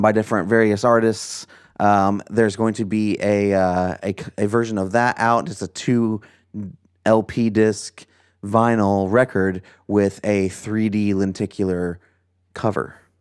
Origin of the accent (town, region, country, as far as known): United States; born or raised there